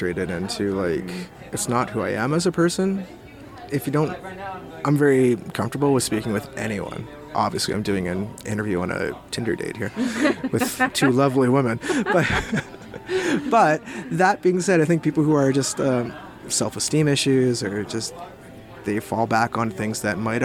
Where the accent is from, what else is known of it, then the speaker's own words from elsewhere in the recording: Hamilton, Ontario, Canada; also born or lived in Victoria, British Columbia; now in Smithers, Canada; growing up in Hamilton, Ontario in the 80s